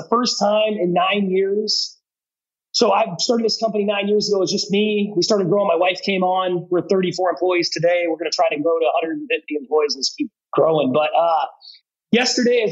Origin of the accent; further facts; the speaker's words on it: Eugene, Oregon, United States; now in Seattle, United States; I grew up in Eugene, Oregon